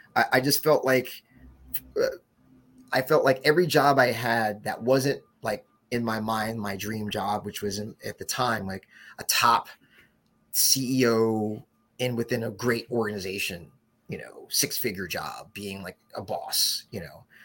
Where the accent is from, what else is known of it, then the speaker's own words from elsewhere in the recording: West Orange, New Jersey, United States; moved away as an adult; also born or lived in Newark, New Jersey / Brooklyn, New York / New York; Then we moved to West Orange about 19, you know, right after first grade for me